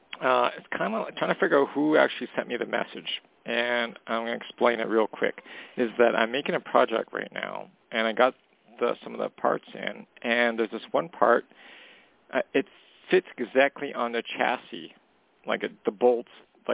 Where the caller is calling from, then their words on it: Canada; calling from Canada.